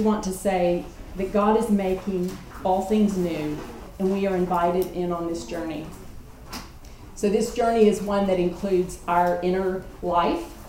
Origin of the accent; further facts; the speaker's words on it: Kentucky, United States; moved away; we're from Kentucky